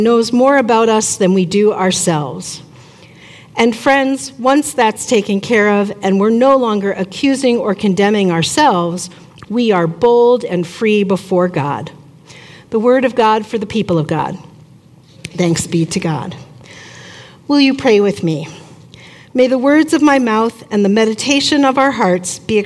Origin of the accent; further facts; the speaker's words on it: Long Island, New York, United States; moved away as an adult; also born or lived in Syracuse, New York; now in Mankato, United States; I grew up on Long Island, about an hour outside of New York City